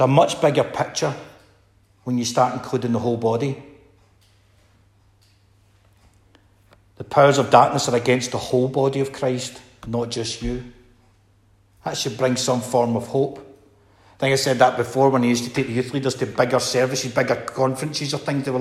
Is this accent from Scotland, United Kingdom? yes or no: yes; Scotland, United Kingdom; being Scottish